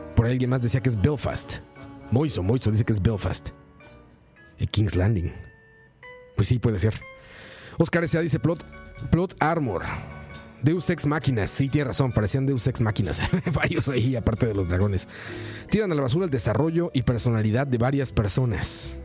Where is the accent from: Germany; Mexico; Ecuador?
Mexico; Soy mexicano